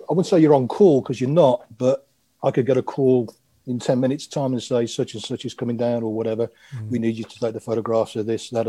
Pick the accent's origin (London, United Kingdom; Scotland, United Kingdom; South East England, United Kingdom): South East England, United Kingdom; Aylesbury; English is a second language; also born or lived in Croatia; I was born in Croatia, as it was then, the former Yugoslavia, and came over when I was, crikey, I was six years old. And um, we moved to Aylesbury.